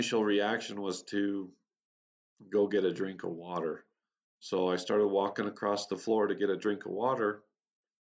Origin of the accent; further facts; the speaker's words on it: Utah, United States; I was born and raised in Utah, USA, on a little farm community